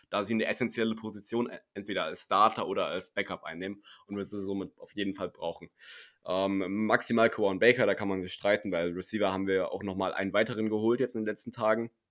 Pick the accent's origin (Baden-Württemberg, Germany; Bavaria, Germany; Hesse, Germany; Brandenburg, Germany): Hesse, Germany; Weil ich, ihr müsst wissen, ich komme aus Hessen äh, und ich glaube, jeder, der da irgendwie jemand anderen mit Servus begrüßt, wird komisch angeguckt.